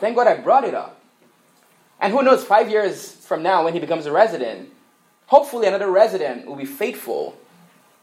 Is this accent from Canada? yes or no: no; Nigeria; moved away; I grew up in Nigeria, and what is big in Nigeria is soccer